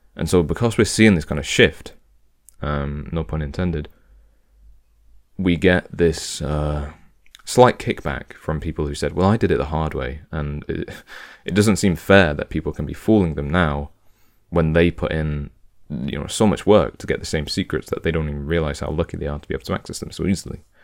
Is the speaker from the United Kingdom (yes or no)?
yes; United Kingdom; I'm British